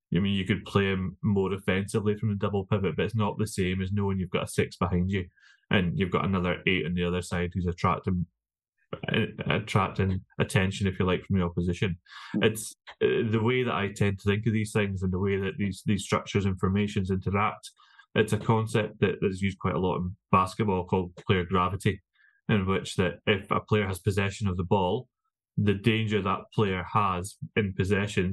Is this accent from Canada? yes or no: no; Scotland, United Kingdom; I'm a Scotsman